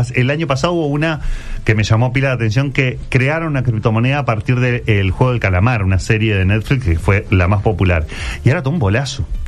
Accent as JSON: {"language": "Spanish", "country": "Uruguay", "said": "no somos tantos los uruguayos"}